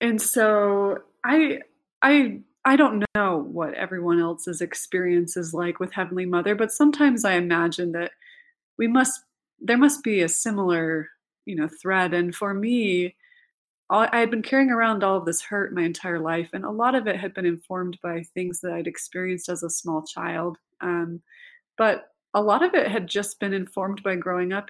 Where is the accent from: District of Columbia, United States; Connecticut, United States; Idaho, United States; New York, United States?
Idaho, United States; moved away; also born or lived in Provo, Utah; growing up in Idaho